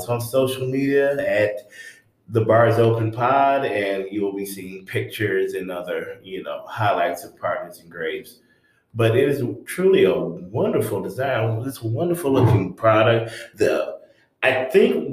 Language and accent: English; the North, United States; now in Charlotte, United States; I'm from the North